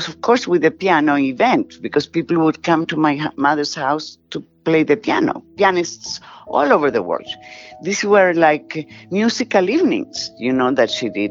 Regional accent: Santiago, Santiago Metropolitan Region, Chile; accent: Spanish, Hispanic; moved away; also born or lived in New York; I grew up in Santiago, Chile, by the Andes Mountains

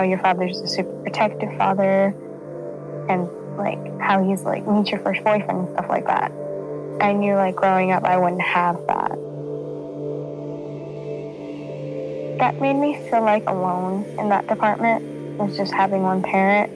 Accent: Aliso Viejo, California, United States; I'm from Aliso Viejo, California

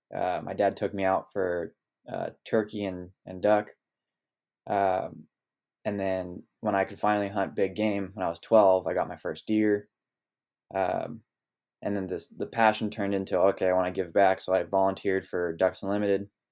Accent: Sonoma Valley, California, United States; also born or lived in Oregon; growing up here in Sonoma Valley

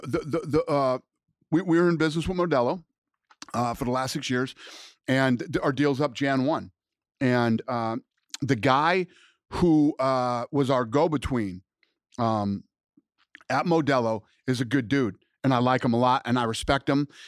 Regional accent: United States; I am an American

